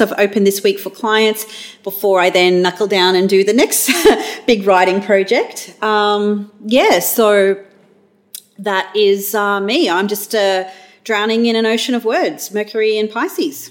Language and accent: English; Australia